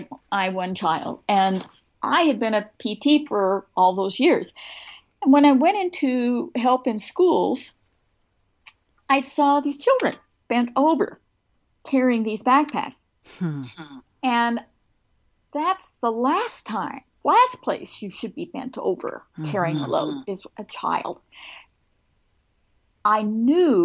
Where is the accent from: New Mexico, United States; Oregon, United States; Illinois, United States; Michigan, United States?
Oregon, United States; moved away; also born or lived in North Carolina; I came from Oregon. I went to University of Oregon.